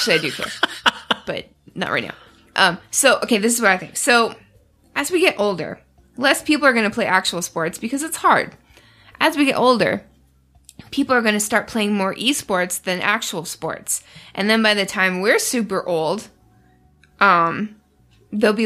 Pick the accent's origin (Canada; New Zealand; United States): Canada; I'm Canadian